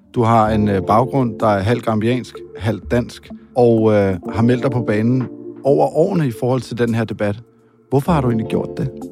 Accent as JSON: {"language": "Danish", "country": "Denmark", "said": "her hjemme i Danmark"}